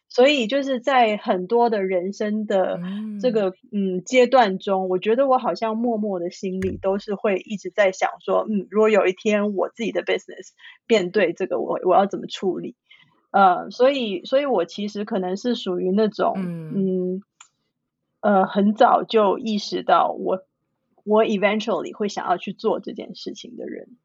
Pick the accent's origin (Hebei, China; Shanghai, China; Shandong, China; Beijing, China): Shanghai, China; now in San Francisco, United States; 我从小是在上海长大，我是一个完，完全全地在 urban city 长大、生活、工作的人